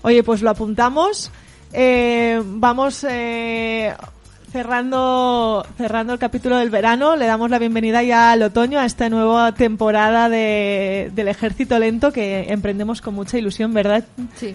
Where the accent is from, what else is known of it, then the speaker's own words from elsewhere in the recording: Valencian Community, Spain; moved away as an adult; now in Pamplona, Spain; Yo soy valenciana